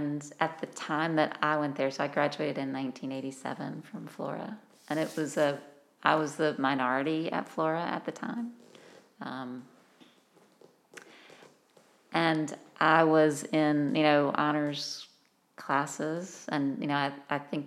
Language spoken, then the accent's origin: English; South Carolina, United States; accent: Southern; also born or lived in Vermont; as a Southerner, There was, you know, I had an accent. I was from South Carolina.